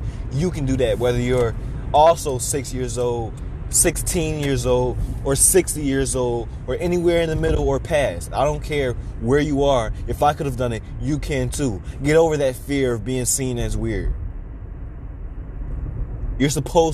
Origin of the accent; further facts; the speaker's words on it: Chicago, Illinois, United States; my hometown, Chicago, Illinois